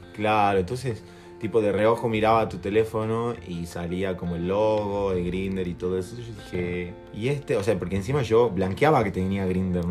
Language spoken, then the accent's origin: Spanish; Jujuy, Argentina; somos de Jujuy